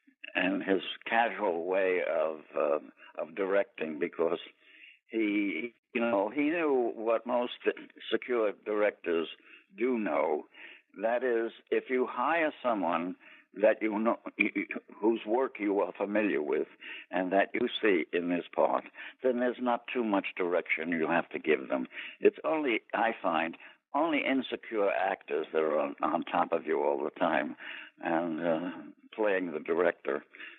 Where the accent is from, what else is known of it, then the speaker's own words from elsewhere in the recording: Brooklyn, New York, United States; I'm from New York. I was born in Brooklyn.